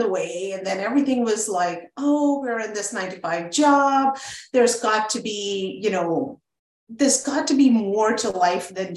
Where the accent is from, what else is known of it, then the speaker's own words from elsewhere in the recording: Oman; also born or lived in Montreal, Canada / Iran / India; now in Canada; we grew up in Oman, the Sultanate of Oman